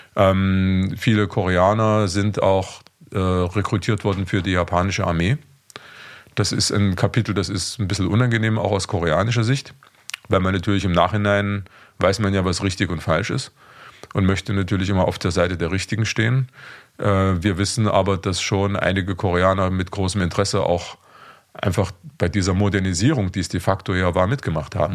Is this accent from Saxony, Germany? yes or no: yes; Leipzig, Saxony, Germany; now in Vienna, Austria; ich stamme ursprünglich aus Leipzig, also aus der ehemaligen DDR